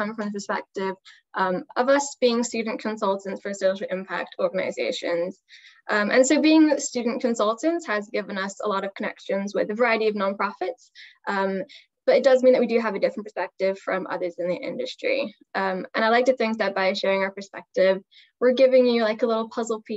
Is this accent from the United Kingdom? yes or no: yes; London, United Kingdom; now in Philadelphia, United States; I'm originally from London, and now I live in Philadelphia